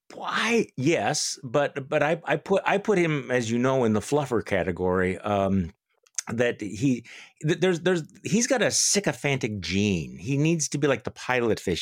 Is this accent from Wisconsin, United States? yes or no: yes; Wisconsin, United States; my home state of Wisconsin